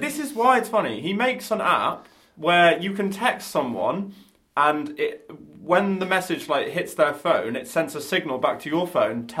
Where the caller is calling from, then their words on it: England, United Kingdom; I'm calling from England.